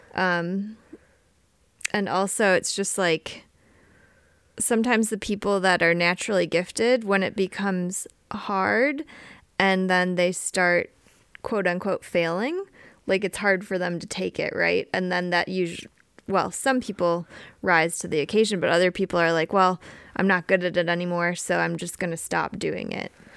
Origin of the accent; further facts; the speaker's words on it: Wisconsin, United States; I grew up riding in Wisconsin